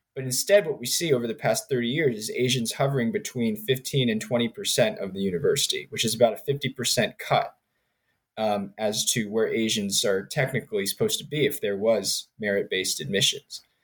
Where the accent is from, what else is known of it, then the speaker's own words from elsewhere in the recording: United States; also born or lived in Richmond, Virginia / Princeton, New Jersey / Maryland / North Carolina; So I grew up in Richmond, Virginia, and Princeton, New Jersey. Um, I was born in Maryland